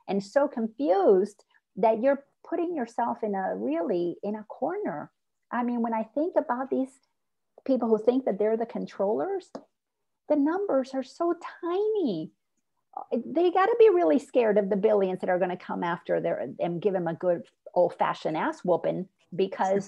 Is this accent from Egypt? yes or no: no; Dominican Republic; first language Spanish; English is a second language; I'm from the Dominican Republic, so I'm Latin. And so my first language is Spanish